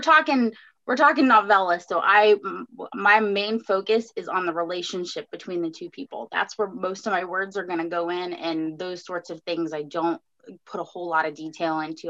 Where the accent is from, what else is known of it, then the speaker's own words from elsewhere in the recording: Fort Myers, Florida, United States; my hometown in Fort Myers